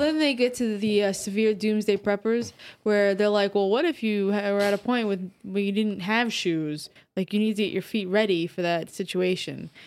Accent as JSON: {"language": "English", "area": "Orange County", "region": "New York", "country": "United States", "tie": "born or raised there"}